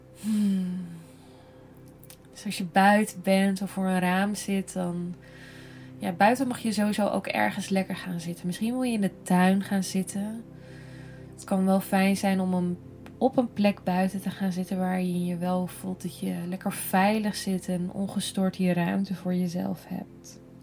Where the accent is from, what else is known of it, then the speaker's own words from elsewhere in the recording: Netherlands; wij als Nederlanders